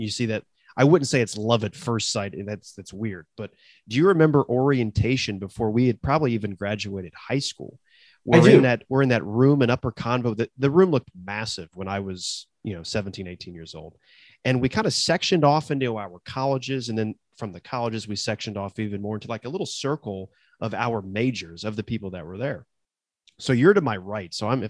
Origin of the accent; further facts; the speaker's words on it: Columbus, Ohio, United States; I said, well, I'm also Matt. I'm also from Columbus, and I'm also a sport comm major.